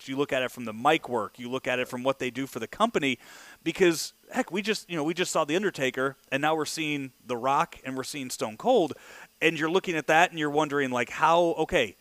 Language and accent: English; Belleville, Illinois, United States; That's where I'm from. I'm from Belleville. That's an hour away from here.